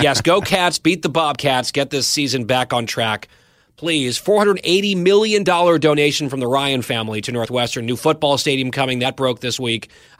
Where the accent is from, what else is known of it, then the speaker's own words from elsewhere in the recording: Saudi Arabia; born there; And he opened with that I was born in Saudi.